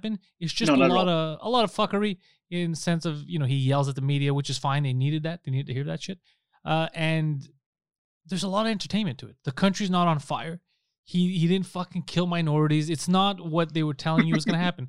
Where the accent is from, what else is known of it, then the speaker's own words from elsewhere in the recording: Canada; as a Canadian